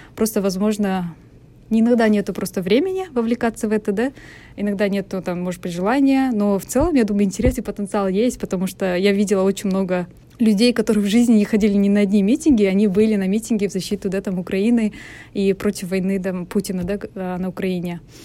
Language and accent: Russian; Almaty, Kazakhstan; в моем родном городе